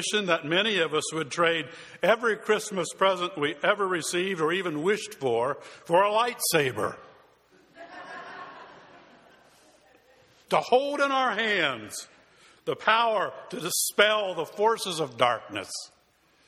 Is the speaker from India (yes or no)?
no; Tucson, Arizona, United States; moved away; my hometown of Tucson, Arizona